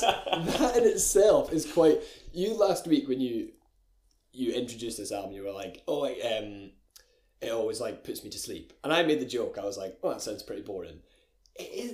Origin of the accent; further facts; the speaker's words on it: Glencoe, Scotland, United Kingdom; I'm from Glencoe. I'm from a little Scottish village.